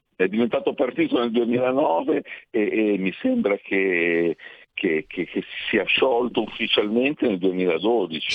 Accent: Liguria, Italy; also born or lived in Milan / Bologna; sono, sono ligure

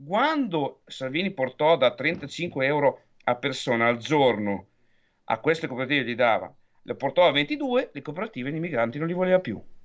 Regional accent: Emilia-Romagna, Italy; parlo da romagnola

